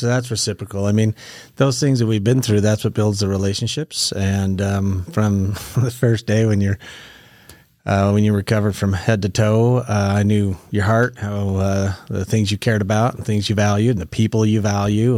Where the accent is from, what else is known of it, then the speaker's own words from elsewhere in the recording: Meridian, Idaho, United States; I was raised up in the Boise Valley, so, uh, out in, uh, Meridian